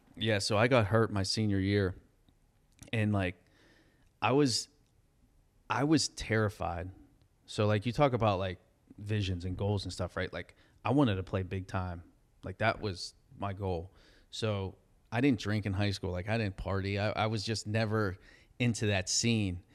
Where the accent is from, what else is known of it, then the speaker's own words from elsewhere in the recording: Pittsburgh, Pennsylvania, United States; I'm in my hometown.